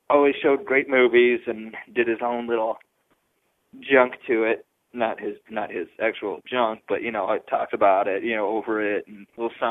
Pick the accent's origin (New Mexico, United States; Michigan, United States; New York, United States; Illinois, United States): Illinois, United States; Chicago; I'm from Chicago